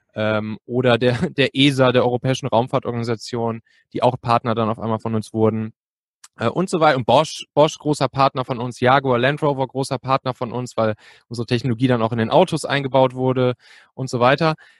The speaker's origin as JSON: {"language": "German", "area": "Cologne area", "region": "North Rhine-Westphalia", "country": "Germany", "moved": "yes", "lives_now": "Hamburg, Germany", "said": "ich bin eigentlich ursprünglich Rheinländer, so aus der Kölner Gegend"}